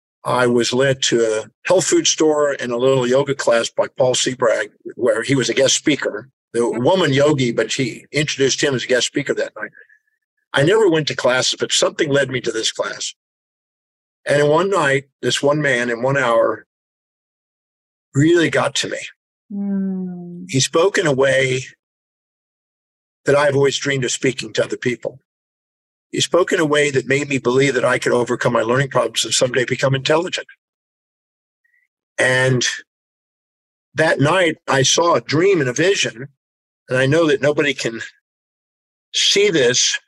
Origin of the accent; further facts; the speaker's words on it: Houston, Texas, United States; I was born in Houston, Texas in 1954